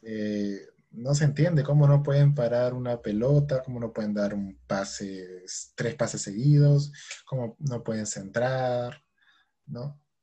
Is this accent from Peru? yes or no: yes; Peru; los equipos peruanos siempre nos representen mal